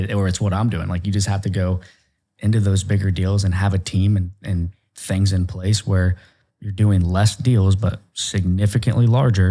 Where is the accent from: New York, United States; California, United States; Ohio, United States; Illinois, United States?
Ohio, United States; I'm a hillbilly from Ohio